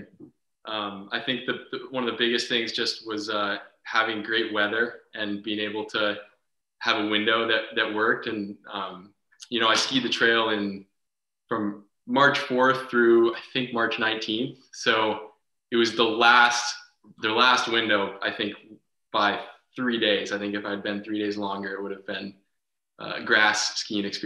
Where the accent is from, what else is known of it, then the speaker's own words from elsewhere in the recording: Charlotte, Vermont, United States; also born or lived in Huntington, Vermont / Colorado; I grew up in Charlotte